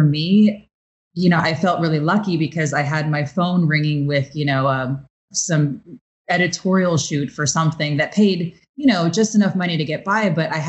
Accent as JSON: {"language": "English", "town": "Chicago", "region": "Illinois", "country": "United States", "lives_now": "New York, United States", "said": "You know, I'm a dancer from Chicago. I just moved to New York."}